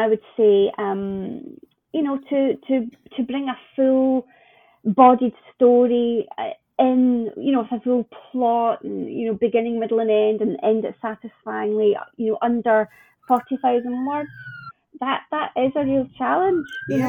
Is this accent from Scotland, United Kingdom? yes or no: yes; Scotland, United Kingdom; So yeah, I see it as my role as a Scottish publisher to nurture that, wherever I'm lucky enough to find it.